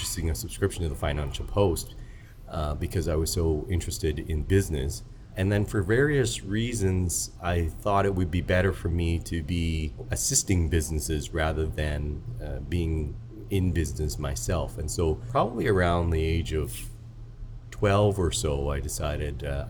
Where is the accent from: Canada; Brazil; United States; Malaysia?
Canada; Saskatoon, Saskatchewan; So I was born in Saskatoon, Saskatchewan. My parents emigrated here from Hong Kong, but I was born in Canada, and I would say I had a fairly normal Canadian childhood